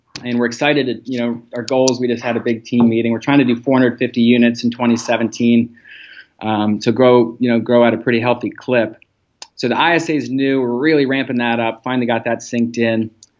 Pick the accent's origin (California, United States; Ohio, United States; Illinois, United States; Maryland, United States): Maryland, United States; Harford County; I'm from Harford County.